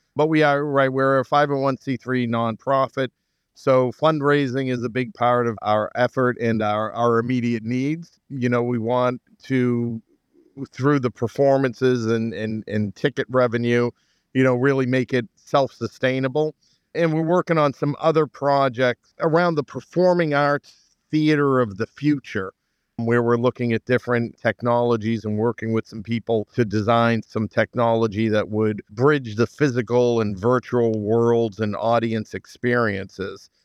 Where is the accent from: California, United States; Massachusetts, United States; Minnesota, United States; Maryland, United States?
Massachusetts, United States; Somerville; moved away as an adult; now in Malden, United States; I grew up in Somerville